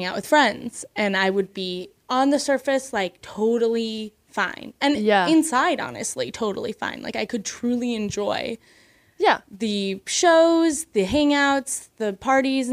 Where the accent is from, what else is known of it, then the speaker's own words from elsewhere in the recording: Midwest, United States; moved away; I grew up in the Midwest